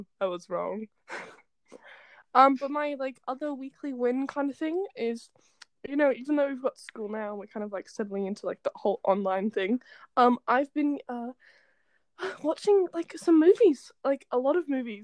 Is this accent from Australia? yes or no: yes; Australia; we're Australian